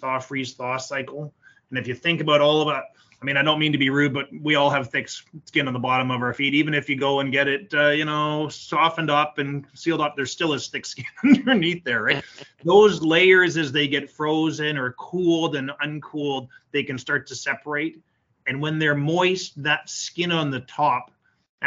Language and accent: English; Canada; I'm Canadian.